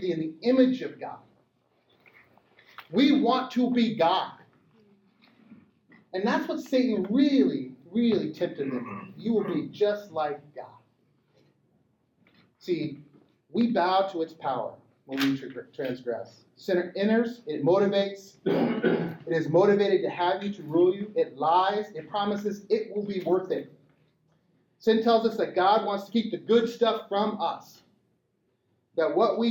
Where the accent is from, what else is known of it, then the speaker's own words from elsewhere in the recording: Montana, United States; I grew up in Montana, round guns, rural Montana.